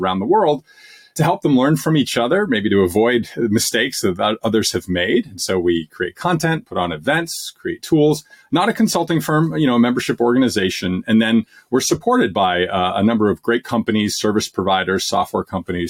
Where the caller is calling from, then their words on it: Massachusetts, United States; Just outside of Boston, Massachusetts.